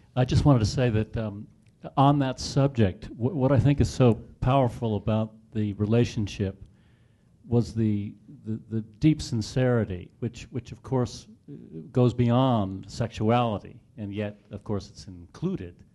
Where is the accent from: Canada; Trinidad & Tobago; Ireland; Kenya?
Kenya; moved away; I'm from East Africa. I'm from Kenya